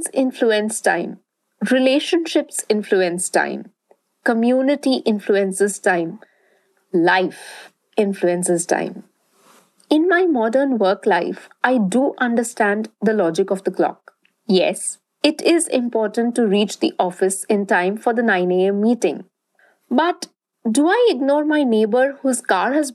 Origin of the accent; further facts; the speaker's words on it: Durgapur, West Bengal, India; where I grew up, in Durgapur, a small town in eastern India.